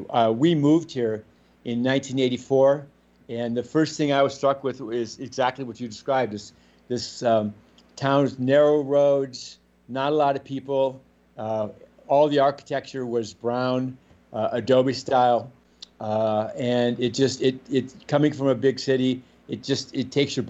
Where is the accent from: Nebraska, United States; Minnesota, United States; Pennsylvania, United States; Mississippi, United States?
Minnesota, United States; Minneapolis; also born or lived in Canada / Colorado / Switzerland; now in Santa Fe, United States; I grew up in Minneapolis and then lived in Canada and Colorado and Switzerland, but coming to Santa Fe was a coming home, and it was a place of such deep roots that we knew this is where we belong.